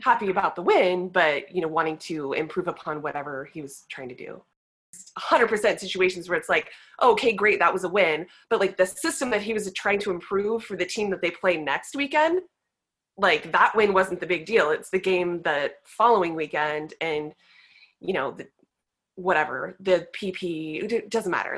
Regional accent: California, United States; moved away; I am a girl from California

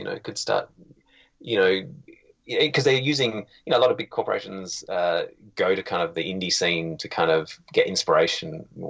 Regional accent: Australia; now in Canada; I was, 30 years in Australia. And then I just went out, did my most Australian accent just then.

